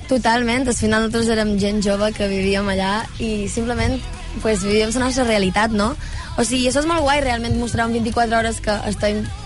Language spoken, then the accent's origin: Catalan; Menorca, Balearic Islands, Spain; first language Catalan